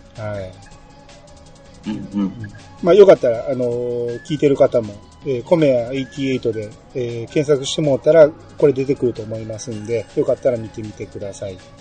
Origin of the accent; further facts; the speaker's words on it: Kansai, Osaka, Japan; accent: Kansai dialect